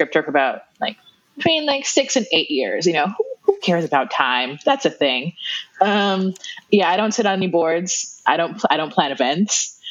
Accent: Kingston, Jamaica; moved away as an adult; now in United States; run by two Black Jamaican people. And yeah, I'm one of them. I was born and raised in Kingston, Jamaica, just moved to the US like 10 years ago.

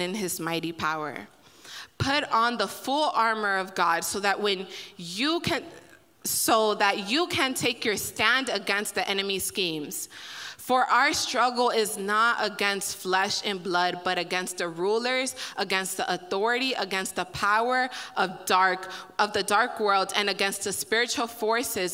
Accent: Miami, Florida, United States; I'm from Miami

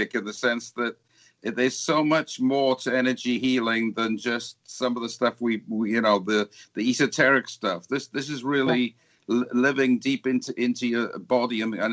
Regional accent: Wales, United Kingdom; I come from Wales

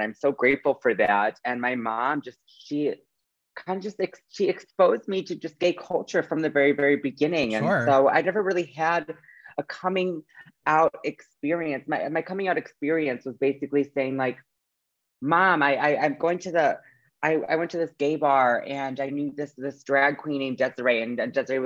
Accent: Madison, Wisconsin, United States; moved away as an adult; also born or lived in Iowa City, Iowa / Milwaukee, Wisconsin / Phoenix, Arizona; I was born in Iowa City, Iowa. And then I had my entire elementary school, middle school, high school, and a little bit of college in Madison, Wisconsin. So I basically grew up in Wisconsin

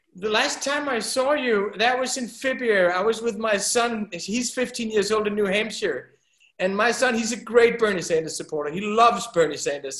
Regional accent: Denmark; We're from Denmark. That's a small country

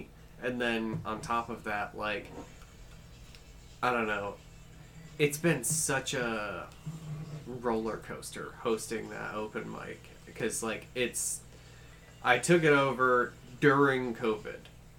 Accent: Augusta, United States; Growing up in Augusta, I've always hated it.

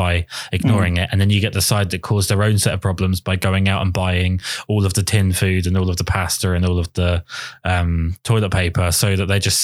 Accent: England, United Kingdom

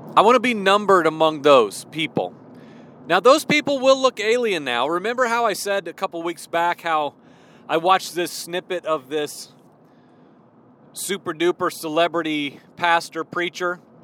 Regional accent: Illinois, United States; moved away as an adult; also born or lived in Midwest / Virginia; now in southwestern Virginia, United States; I spent 20 some years in the Midwest. You know, I grew up in Illinois

